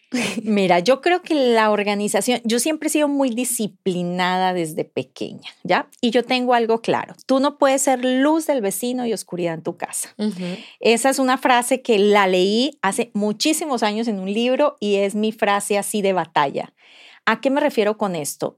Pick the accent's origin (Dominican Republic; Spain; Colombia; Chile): Colombia; moved away as an adult; now in Mexico; yo soy colombiana y tengo el privilegio de vivir aquí hace nueve años